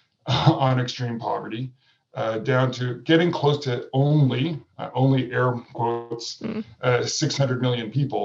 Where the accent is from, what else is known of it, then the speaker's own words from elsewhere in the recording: Vancouver, British Columbia, Canada; in my home community where I grew up in Vancouver, Canada